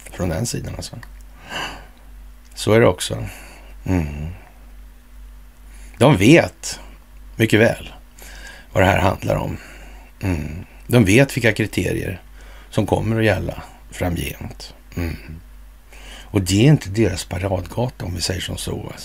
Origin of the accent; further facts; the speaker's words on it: Sweden; på grund av att jag kommer från Sverige och har vissa idéer och kunskaper om det här landets historia